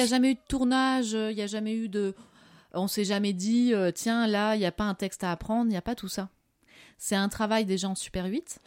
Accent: France; also born or lived in Morocco; je suis française

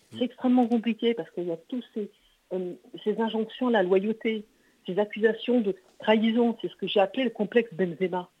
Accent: Montbéliard, Bourgogne-Franche-Comté, France; now in Toulouse, France; je suis de Montbéliard

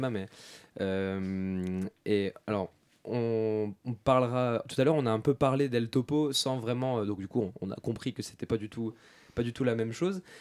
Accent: Lille, Hauts-de-France, France; moi je viens de Lille

